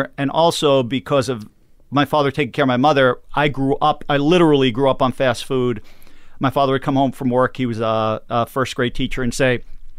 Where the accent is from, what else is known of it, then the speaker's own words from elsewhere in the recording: Long Island, New York, United States; Long Island.